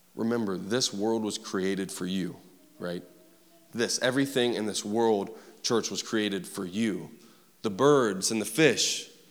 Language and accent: English; Huntington, West Virginia, United States; I grew up in West Virginia, Huntington to be exact.